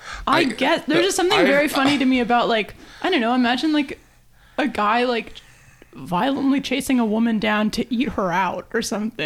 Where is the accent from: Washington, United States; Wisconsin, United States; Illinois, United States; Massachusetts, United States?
Washington, United States; growing up in Washington